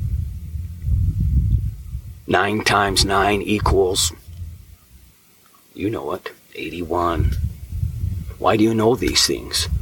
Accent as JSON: {"language": "English", "town": "Ogden", "region": "Utah", "country": "United States", "tie": "born or raised there", "said": "I still remember our physical address from when I was a child growing up in Ogden, Utah"}